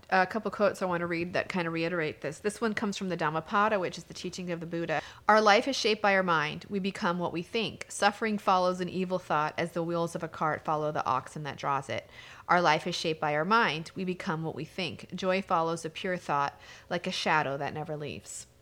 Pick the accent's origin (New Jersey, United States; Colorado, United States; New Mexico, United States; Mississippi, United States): New Mexico, United States; I'm from New Mexico